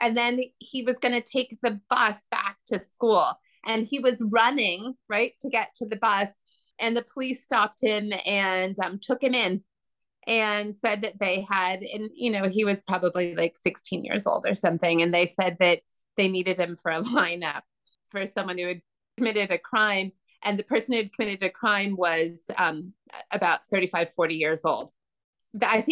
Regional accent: Northern California, United States; now in Sullivan County, New York, United States; I grew up in Northern California

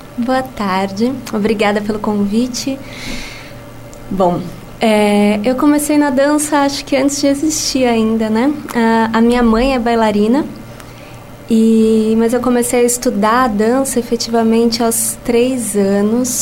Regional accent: São Paulo, Brazil; moved away as an adult; now in Lisbon, Portugal; eu sou brasileira de São Paulo, capital, e vivo em Lisboa há cinco anos.

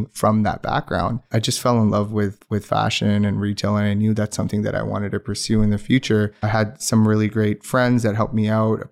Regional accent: Pakistan; first language Urdu; English is a second language; moved away as an adult; also born or lived in Windsor, Ontario; now in Calgary, Canada; I did my high school in Pakistan

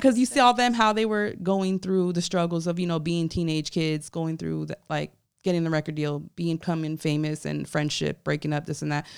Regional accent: Hollywood, Florida, United States; I'm from Hollywood, Florida, so I'm a Broward baby.

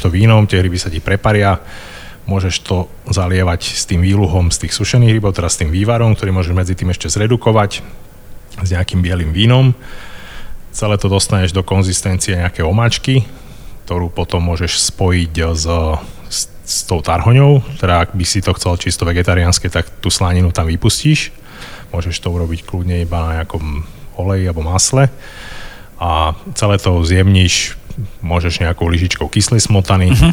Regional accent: Bratislava, Bratislava Region, Slovakia; som vyrastal v Bratislave

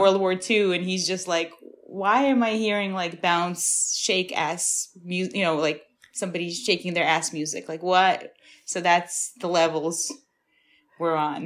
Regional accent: New York City, New York, United States; also born or lived in Ukraine; I've been in Brooklyn since I was 7

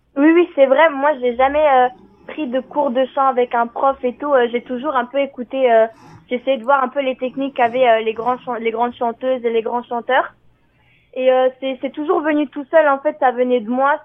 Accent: France; je suis née en France et du coup, ben oui, je suis originaire je suis albanaise du Kosovo

